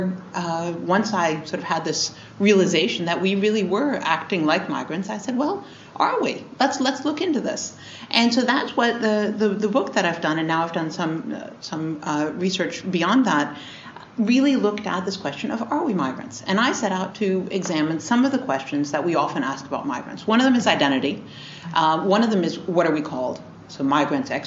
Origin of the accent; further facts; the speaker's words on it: United States; moved away as an adult; myself an American living overseas